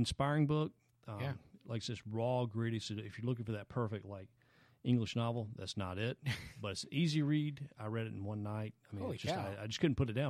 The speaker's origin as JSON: {"language": "English", "town": "Anderson", "region": "South Carolina", "country": "United States", "tie": "born or raised there", "moved": "yes", "said": "I'm from Anderson, South Carolina, Anderson mm-hmm. County, South Carolina"}